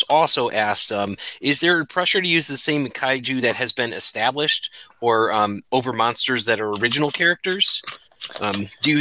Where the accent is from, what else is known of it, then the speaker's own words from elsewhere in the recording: Bristol, Connecticut, United States; my hometown, Bristol, Connecticut